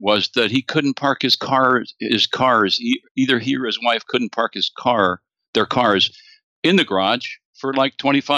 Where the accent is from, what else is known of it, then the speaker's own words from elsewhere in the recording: Midwest, United States; moved away as an adult; also born or lived in Nebraska / the East; I'm a Midwesterner. I was a Nebraska school teacher